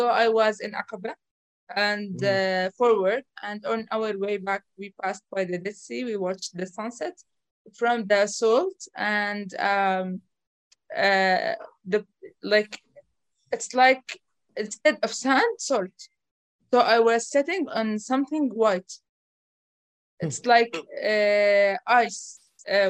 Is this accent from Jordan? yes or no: yes; Jordan; I was born and raised here in Jordan.